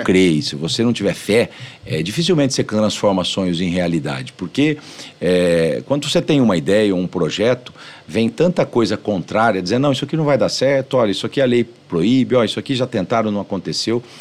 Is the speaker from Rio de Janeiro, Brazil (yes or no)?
no; São José do Rio Preto, São Paulo, Brazil; also born or lived in Tanabi; passei a minha infância e adolescência em São José do Rio Preto